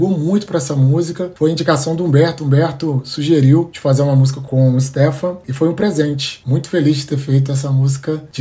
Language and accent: Portuguese; Belo Horizonte, Minas Gerais, Brazil; moved away as an adult; now in Rio de Janeiro, Brazil; Bom, eu sou natural de BH, minha, nasci na Zona Leste, Alto Vera Cruz, minha quebrada, e há dois anos moro no Rio.